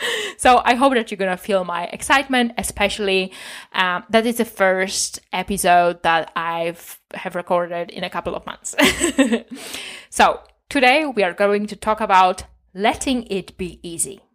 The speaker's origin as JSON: {"language": "English", "country": "Poland", "said": "I'm from Poland"}